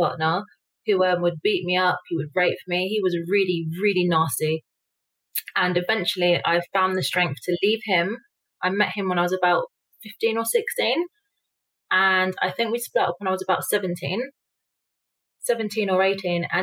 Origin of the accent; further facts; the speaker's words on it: London, United Kingdom; moved away as an adult; now in Mexico; I was born in London to my mother, single mother, and I grew up on a council estate